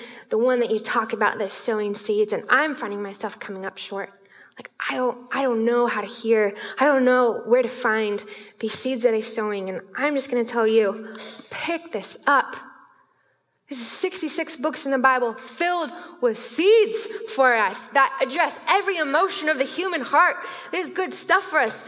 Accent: Issaquah, Washington, United States; I'm from Issaquah, our Spanish area

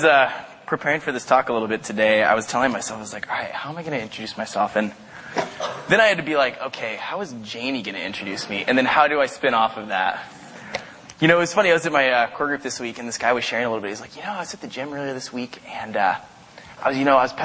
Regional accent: Caldwell, Idaho, United States; moved away; I live in a town called Caldwell. I went to high school and college there.

